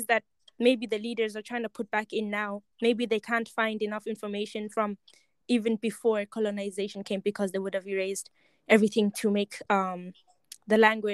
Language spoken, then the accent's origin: English; Eswatini; moved away; also born or lived in Kenya; where I come from, I come from Swaziland